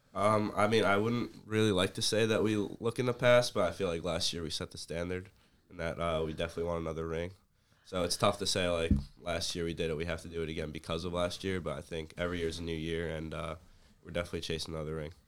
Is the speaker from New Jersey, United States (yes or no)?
yes; Middletown, New Jersey, United States; I'm from Middletown, New Jersey, about, like, twenty minutes away